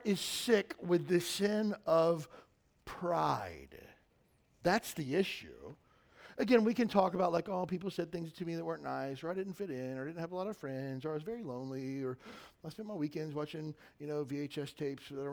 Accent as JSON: {"language": "English", "region": "Kentucky", "country": "United States", "tie": "born or raised there", "said": "I grew up in Kentucky"}